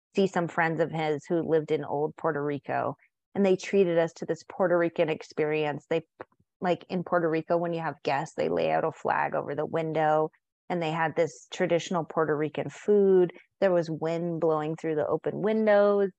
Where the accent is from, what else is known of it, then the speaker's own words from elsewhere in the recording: San Diego, California, United States; now in Montana, United States; I grew up in San Diego so half of my life was in California, half of my life was in Montana